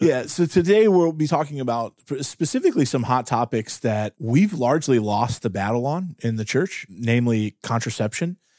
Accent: Pittsburgh, Pennsylvania, United States; I'm from Pittsburgh

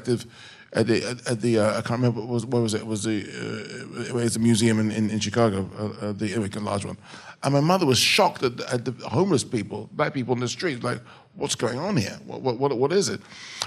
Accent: England, United Kingdom; I'm an English director

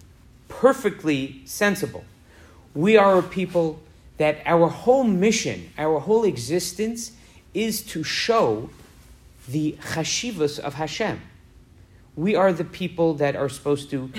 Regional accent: New York, United States; growing up in New York

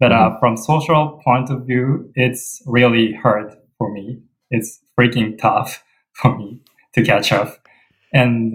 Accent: Japan; moved away as an adult; now in Michigan, United States; I come from Japan

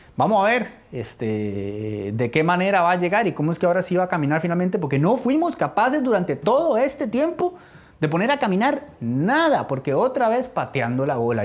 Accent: Costa Rica; como costarricense

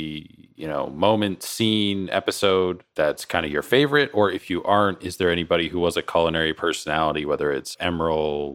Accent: East Coast, United States; moved away; I grew up on the East Coast

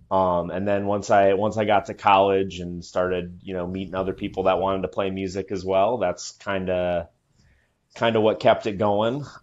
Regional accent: Iowa, United States; now in Milwaukee, United States; Um, Iowa, Iowa was great. It honestly wasn't as like rife with the musical opportunities as far as like festivals. Uh, big bands aren't necessarily bustling to get into like Cedar Rapids, Iowa, on their tours.

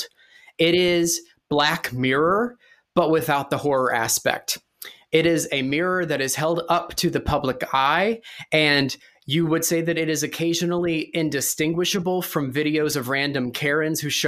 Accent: Kentucky, United States; I'm from Kentucky.

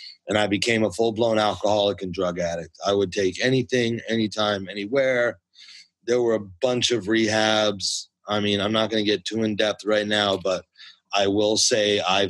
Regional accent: United States; moved away as an adult; also born or lived in New Jersey / Connecticut / Westchester / Bronx, New York; now in Los Angeles, United States; My family comes from the Bronx, which is an important part of my story. And although I always grew up as a kid in Jersey and Connecticut and Westchester, the Bronx always pulled me back

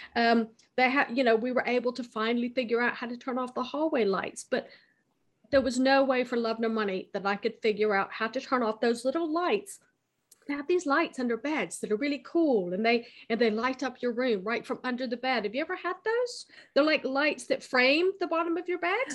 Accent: United States; moved away as an adult; also born or lived in United Kingdom; now in France; I was born in America. Uh, I've lived half my life in America

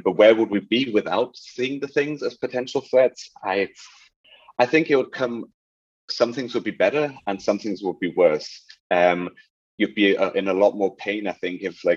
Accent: Germany; moved away as an adult; I was in Germany. I grew up in Germany

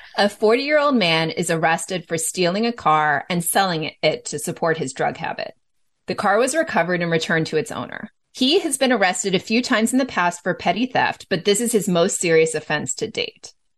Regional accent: California, United States; my home state of California

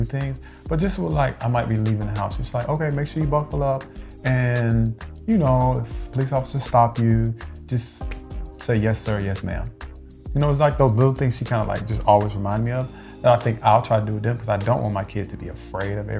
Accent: Birmingham, Alabama, United States; moved away; also born or lived in New York City; I grew up in the South

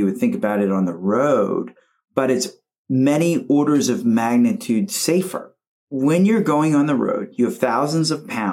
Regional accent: United States; as an American growing up here

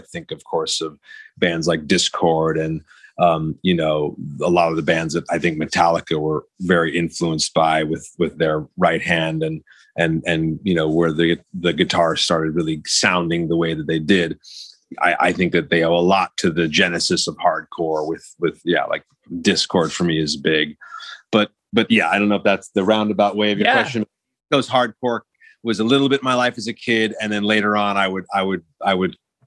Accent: New York City, New York, United States; also born or lived in Ojai; now in Los Angeles, United States; I was born here, but by the time I was sort of like about 7 or 8, I was already kind of going away to like up kind of out of Los Angeles, up in Ojai. But by the time I was around, like, I would say from eight, like 84 on, I was pretty much exclusively school-wise back east. And then also living in New York City

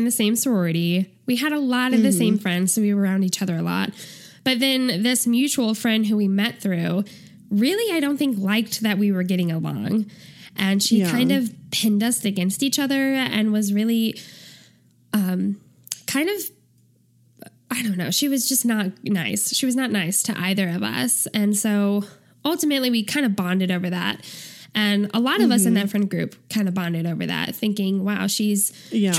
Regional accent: St. Louis, Missouri, United States; also born or lived in Kansas City / Springfield, Missouri; I am, like you said, from St. Louis

